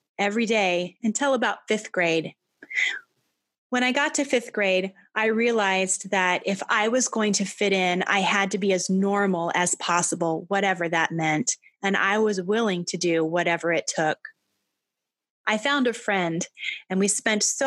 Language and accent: English; Albia, Iowa, United States; I grew up in Albia, Iowa